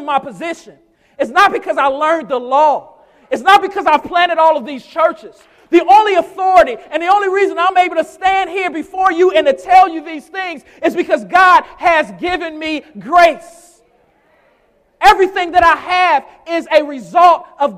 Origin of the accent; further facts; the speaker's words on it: United States; especially as American Christians